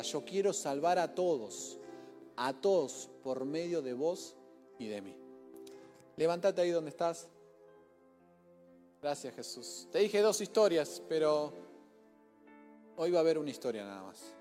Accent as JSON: {"language": "Spanish", "region": "Formosa", "country": "Argentina", "said": "Soy de Formosa, mi vieja de Formosa."}